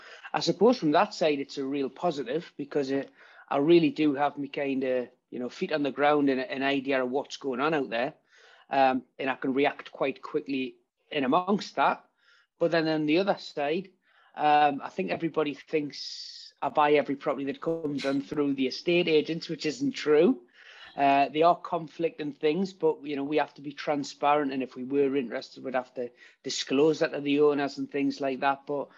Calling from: Newcastle, North East England, United Kingdom; I'm up in Newcastle. I'm currently in my estate agency office.

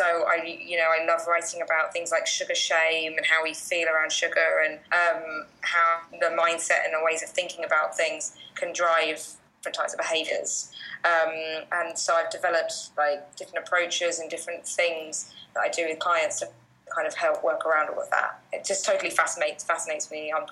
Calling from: Bali, Indonesia; I am, yeah. So I'm falling away from Bali, so I know it's uh, a bit colder in the UK at the moment.

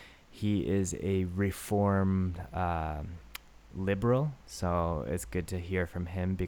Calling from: Japan; I'm calling from Japan

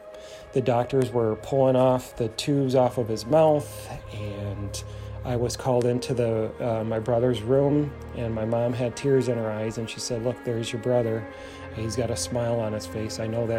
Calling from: Michigan, United States; I am calling from Michigan

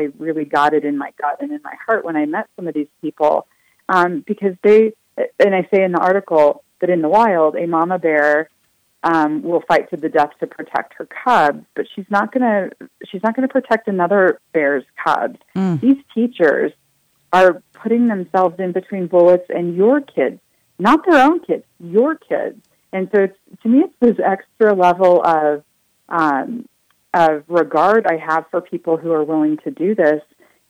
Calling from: Colorado, United States; I'm calling you from Colorado

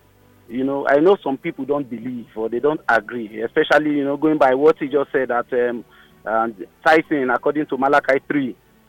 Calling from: Ajah, Lagos, Nigeria; I'm calling from Ajah.

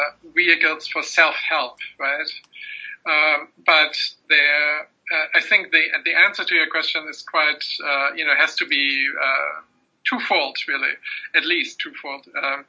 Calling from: United States; you are speaking from the UK, I'm speaking from the United States

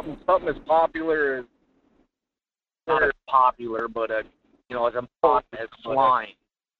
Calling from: Fairbanks, Alaska, United States; from Fairbanks.

